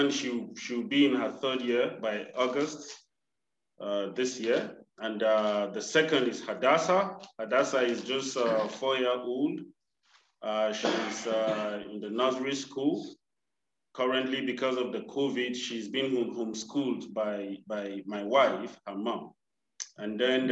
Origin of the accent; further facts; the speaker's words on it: Nigeria; moved away as an adult; now in Malawi; I'm a Nigerian sent here to Malawi as a missionary.